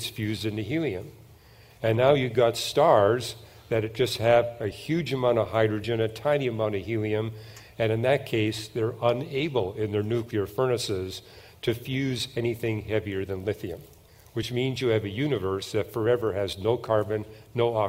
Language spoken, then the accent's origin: English; Canada; I'm from Canada